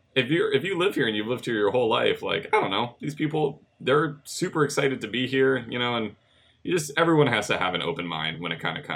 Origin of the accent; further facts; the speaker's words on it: North Shore, Oahu, Hawaii, United States; Growing up on the North Shore, there was only like two buses. There was the 52 and the 55.